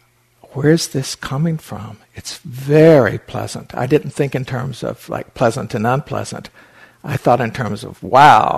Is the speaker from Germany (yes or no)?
no; Appalachian Mountains, United States; When I was 9 years old, I lived in the Appalachian Mountains. I was born in the Appalachian Mountains